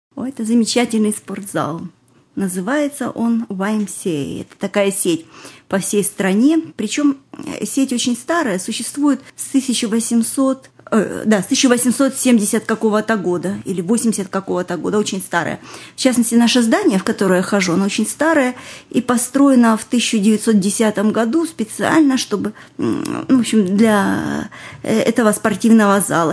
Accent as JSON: {"language": "Russian", "country": "Russia", "also_born_or_lived": "Israel", "moved": "as an adult"}